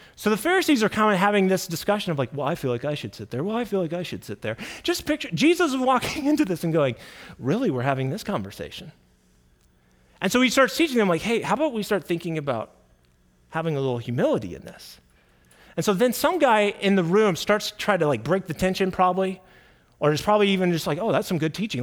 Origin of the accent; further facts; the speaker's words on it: Kansas City, United States; I grew up in Kansas City.